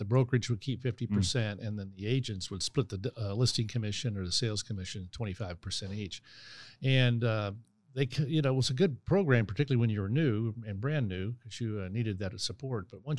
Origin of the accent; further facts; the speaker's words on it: Gladstone, Missouri, United States; also born or lived in St. Joseph, Missouri; Yeah, I was born in St. Joe, Missouri. And when I was 10, my dad moved to Kansas City to take a job. And so took the family down here and ended up in Gladstone, Missouri. And basically called that home all through high school.